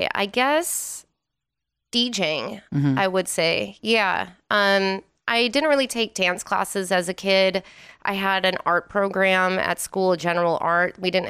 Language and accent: English; Wisconsin, United States; now in Las Vegas, United States; Yeah, I'm originally from Wisconsin.